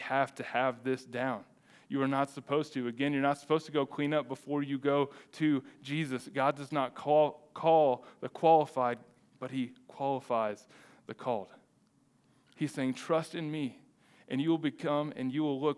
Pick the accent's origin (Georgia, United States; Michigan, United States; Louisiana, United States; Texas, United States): Texas, United States; as a Texan